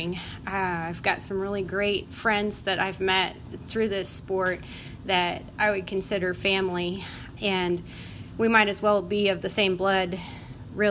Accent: Hutchinson, Kansas, United States; I'm from Hutchinson, Kansas. Here in Kansas

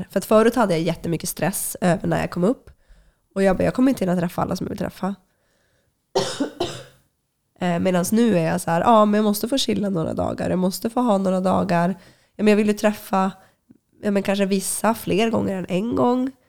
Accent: Luleå, Norrbotten County, Sweden; moved away; men men det är väl först nu när jag har flyttat ifrån eh, Luleå eh, och när jag väl kommer tillbaka, då uppskattar jag ju mycket, mycket mer alltså vintern och det här kalla klimatet

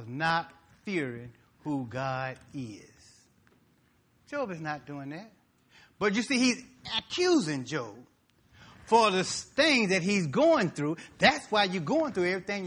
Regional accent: Mississippi, United States; I'm from Mississippi.

